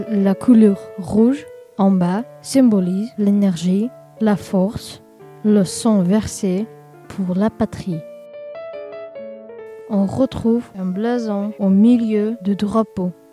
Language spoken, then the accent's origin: French; Russia; je viens de Russie, même si je suis originaire d'Azerbaïdjan.